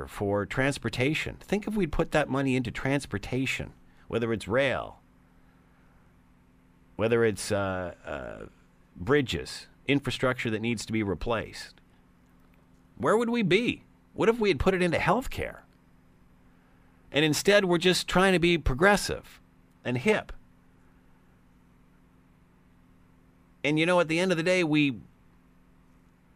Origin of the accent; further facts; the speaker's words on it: Ontario, Canada; being Ontarians